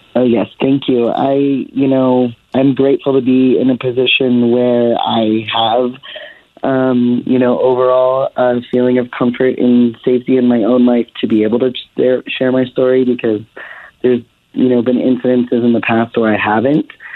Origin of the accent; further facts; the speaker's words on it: the South, United States; now in Denver, United States; I'm being from the South